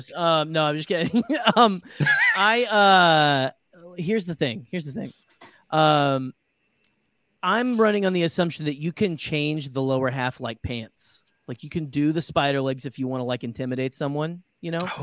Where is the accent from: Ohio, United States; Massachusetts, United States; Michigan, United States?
Michigan, United States; accent: Michigan